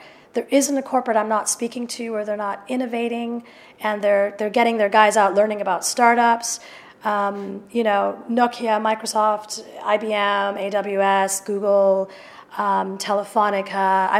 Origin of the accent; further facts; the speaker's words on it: London, United Kingdom; but I'm a European. Despite this accent, I am a European. I'm a proud European. And I'm a Londoner, and I'm a proud Londoner.